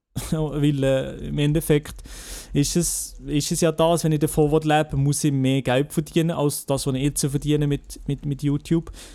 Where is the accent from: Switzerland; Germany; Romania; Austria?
Switzerland; ich sage nicht, äh, wo ich herkomme, dass ich Schweizer mhm. bin